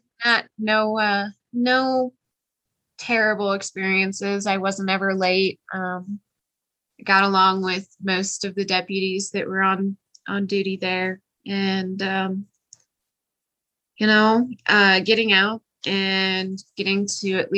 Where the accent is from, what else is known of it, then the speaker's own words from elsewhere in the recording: Kansas City, Missouri, United States; moved away as an adult; now in Colorado Springs, United States; my hometown, Kansas City